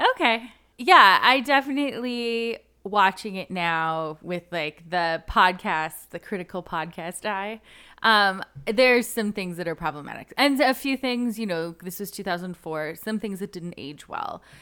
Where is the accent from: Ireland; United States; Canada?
Canada; not how we dressed as a Canadian high schooler